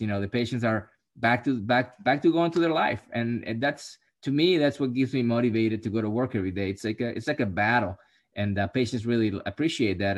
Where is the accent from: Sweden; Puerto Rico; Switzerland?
Puerto Rico; I'm from Puerto Rico